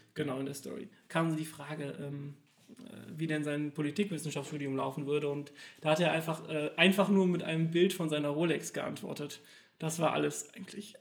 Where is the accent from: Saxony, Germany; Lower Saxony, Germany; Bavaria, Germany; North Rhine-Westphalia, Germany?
North Rhine-Westphalia, Germany; Cologne; Ich komme tatsächlich aus Köln, bin schon immer im Großraum, habe schon immer im Großraum Köln gelebt.